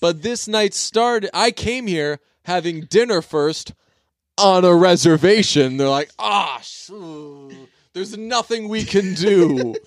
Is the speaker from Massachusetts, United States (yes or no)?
yes; Boston suburbs, Massachusetts, United States; I'm from the burbs. So I'm not really from Boston